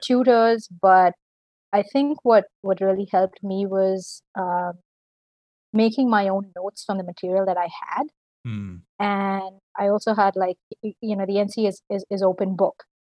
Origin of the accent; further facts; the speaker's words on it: Delhi, India; moved away as an adult; now in Canada; I'm from Delhi, India